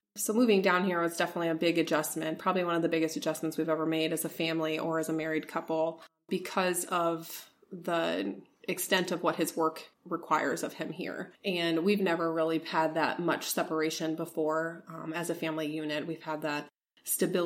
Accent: Elkhart, Indiana, United States; moved away; I was born in Elkhart, Indiana. It's close to Notre Dame. So it's kind of usually how I describe where I'm from

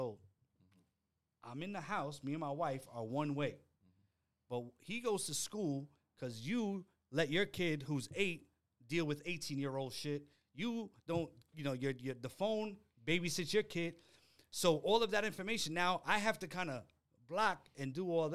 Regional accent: New York City, New York, United States; also born or lived in Manhattan / Yonkers / Arizona; I grew up, I was born in Manhattan, grew up in the Bronx, Yonkers, went to high school upstate, came back down

